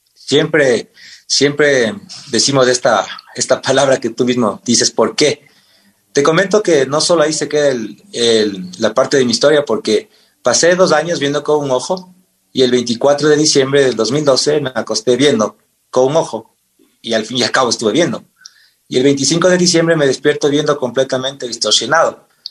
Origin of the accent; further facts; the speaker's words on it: Pangua, Cotopaxi, Ecuador; also born or lived in Quevedo, Los Ríos; Yo nací en la provincia de Los Ríos, en Quevedo, y toda mi vida hasta el colegio viví en el corazón en la provincia de, Cotopaxi, en el Cantón Pangua. Ahí estudié la escuela y el colegio.